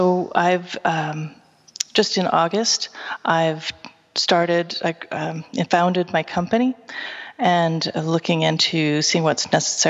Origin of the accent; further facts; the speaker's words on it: Seattle, Washington, United States; moved away as an adult; now in Vancouver, Canada; I'm originally from Seattle